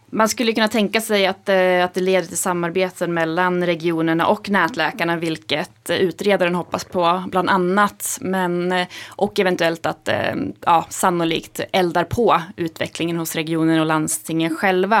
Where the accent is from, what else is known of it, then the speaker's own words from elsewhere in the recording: Hälsingland, Gävleborg County, Sweden; moved away; jag är hemma i Hälsingland